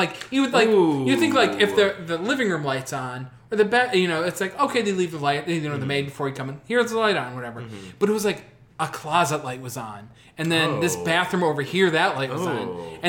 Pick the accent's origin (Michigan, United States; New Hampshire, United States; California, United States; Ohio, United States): Ohio, United States; Cleveland; we're from Cleveland. Cleveland's a very diverse city.